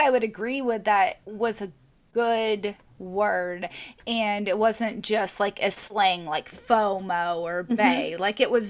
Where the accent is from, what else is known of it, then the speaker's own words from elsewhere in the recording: Arkansas, United States; growing up in Arkansas, which borders Texas?